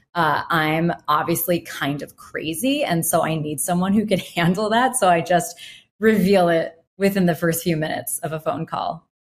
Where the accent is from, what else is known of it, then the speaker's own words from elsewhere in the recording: New York, United States; I'll just say, "New York."